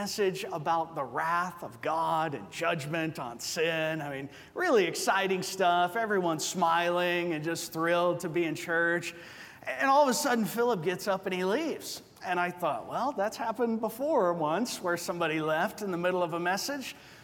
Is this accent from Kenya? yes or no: no; Georgia, United States; moved away as an adult; also born or lived in Arizona; now in Covina, United States; I'm also from Georgia